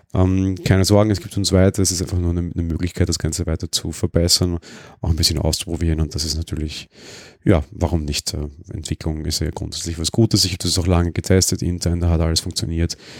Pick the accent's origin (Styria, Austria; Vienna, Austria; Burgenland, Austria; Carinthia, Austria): Vienna, Austria; Ich bin ja Wiener